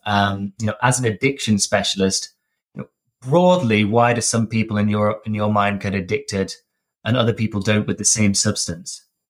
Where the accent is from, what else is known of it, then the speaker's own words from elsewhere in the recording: Derbyshire, East Midlands, United Kingdom; I grew up in Derbyshire, uh, in the kind of Midlands North